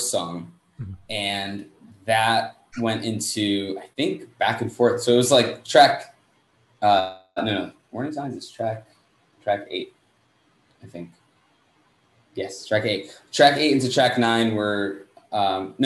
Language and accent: English; United States; I'm from the States